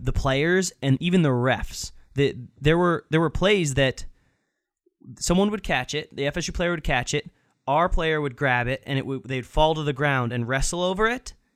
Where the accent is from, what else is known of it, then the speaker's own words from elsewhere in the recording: Florida, United States; now in Boston, United States; I'm from Florida